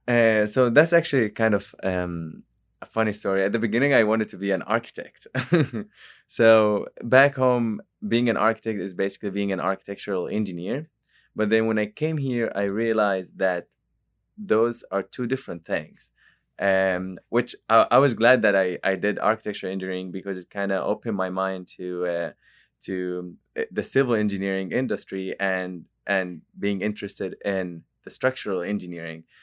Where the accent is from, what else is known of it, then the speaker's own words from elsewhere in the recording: Jordan; moved away as an adult; now in Oklahoma, United States; I'm not from Oklahoma, actually. I'm, I'm from Jordan, and it's a country in the Middle East